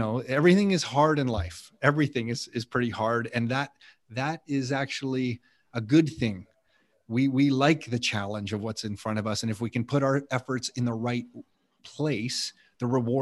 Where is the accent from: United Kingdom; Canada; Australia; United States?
Canada; Nick and I are the products of Canada because our parents met here